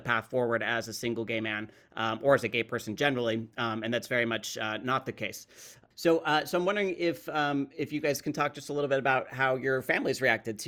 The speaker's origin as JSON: {"language": "English", "region": "Utah", "country": "United States", "said": "I'm a Utah Mormon"}